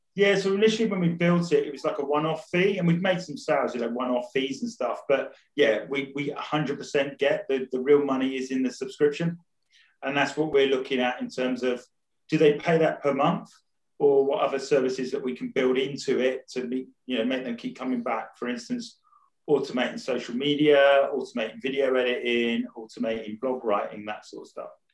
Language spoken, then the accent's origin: English; Rayleigh, East of England, United Kingdom; moved away; I was originally from Rayleigh